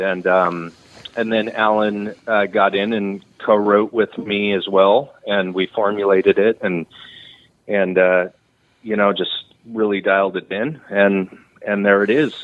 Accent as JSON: {"language": "English", "town": "Redding", "region": "California", "country": "United States", "tie": "born or raised there", "also_born_or_lived": "Texas / Nashville, Tennessee", "said": "I grew up in Redding"}